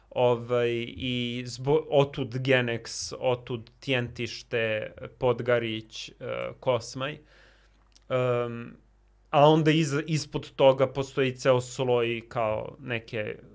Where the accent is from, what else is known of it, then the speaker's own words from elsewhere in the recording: Belgrade, Serbia; moved away; also born or lived in New York; u Njujorku gde sam ja studirao i u blokovima gde sam odrastao